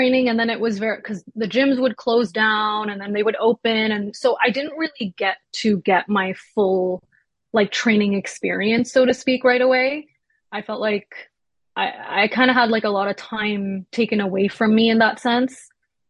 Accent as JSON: {"language": "English", "region": "Quebec", "country": "Canada", "tie": "born or raised there", "also_born_or_lived": "Toronto", "said": "we moved here when I was 3, so I was really raised in Quebec. But yeah, I wasn't born here. I was born in Toronto."}